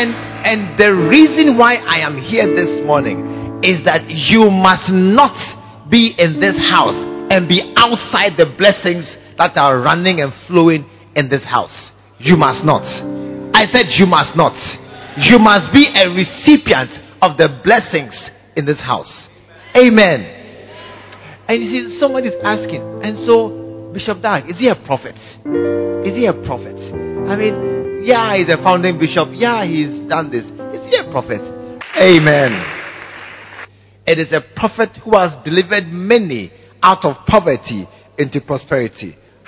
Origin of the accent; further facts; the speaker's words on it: Ghana; You are a Ghanaian, I'm a Ghanaian.